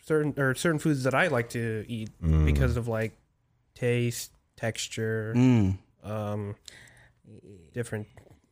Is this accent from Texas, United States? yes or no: no; Hawaii, United States; moved away; I was born in Hawaii.